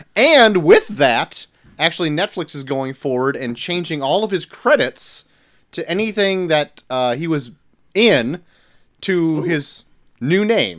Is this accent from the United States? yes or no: yes; the South, Southern United States, United States; three small town dudes are giving you our big Southern opinions.